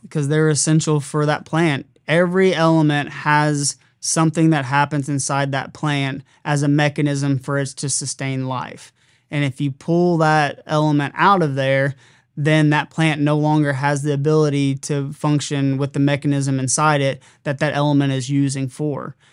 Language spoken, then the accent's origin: English; Southern Illinois, United States; I'm being from Southern Illinois